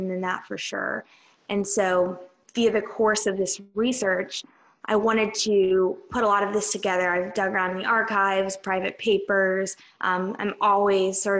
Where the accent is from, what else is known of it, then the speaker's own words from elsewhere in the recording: Atlanta, Georgia, United States; I'm from Atlanta